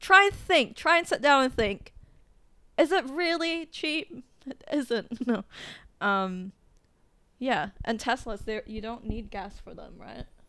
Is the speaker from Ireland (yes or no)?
no; Philippines; moved away; I would go back to the Philippines, like my hometown